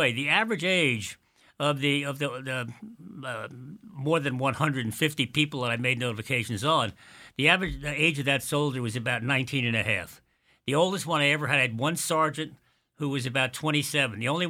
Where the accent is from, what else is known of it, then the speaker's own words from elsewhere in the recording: Quogue, New York, United States; somebody I grew up with in Quag many years ago